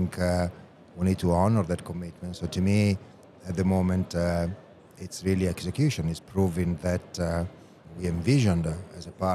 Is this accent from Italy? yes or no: yes; Italy; it will have to be in my home country.